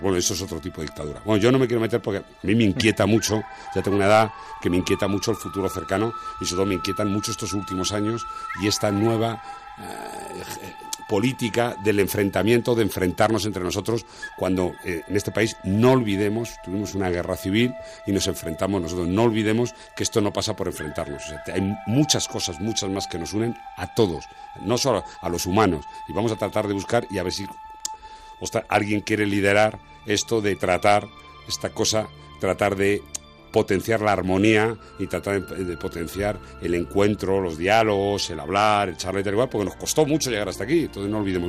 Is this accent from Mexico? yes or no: no; Spain; éramos clase trabajadora pues lo que era la mayoría de este país